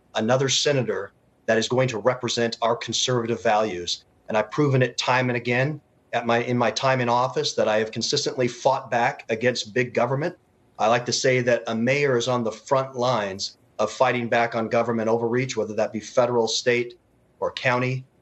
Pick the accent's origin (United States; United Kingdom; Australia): United States; Utah; I'm actually from Utah.